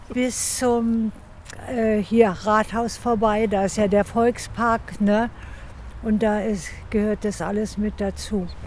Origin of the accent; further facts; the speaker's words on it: Berlin, Germany; Außerdem bin ich in Berlin geboren